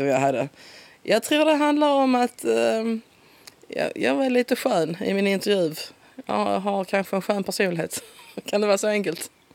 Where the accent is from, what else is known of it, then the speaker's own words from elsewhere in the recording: Simrishamn, Skåne, Sweden; accent: Skånska (Simrishamn dialect); Min dialekt är en uh, red och bred simsamska. det är där jag är född och uppväxt. Simonslund. ligger precis utanför, två kilometer